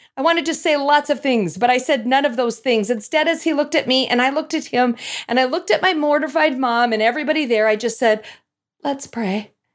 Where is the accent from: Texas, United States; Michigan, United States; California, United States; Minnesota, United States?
Minnesota, United States; North Saint Paul; I grew up in North Saint Paul, Minnesota, which is a suburb, as you could probably guess, of the capital city, Saint Paul.